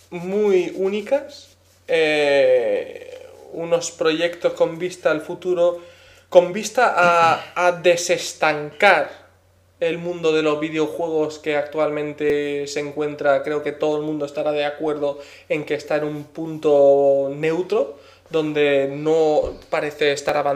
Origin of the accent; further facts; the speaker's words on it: Madrid, Community of Madrid, Spain; Como dirían en mi tierra Madrid, of Beach Mother, ¿no? Pero traducido al castellano.